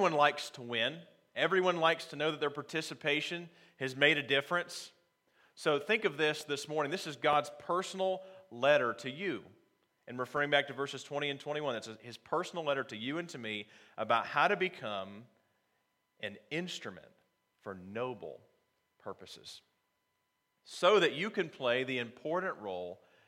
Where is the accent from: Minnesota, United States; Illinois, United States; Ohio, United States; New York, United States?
Ohio, United States; moved away; also born or lived in North Carolina; I'm actually from Ohio myself, but I was living in North Carolina at the time